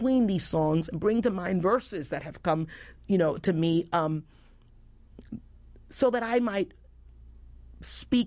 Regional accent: New York City, New York, United States; I grew up in the South Bronx

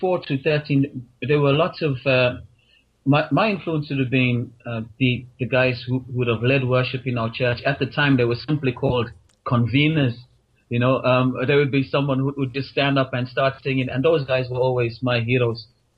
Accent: South Africa; moved away as an adult; now in Ireland; South Africa, born and bred, and I've been in Ireland now for 10 years

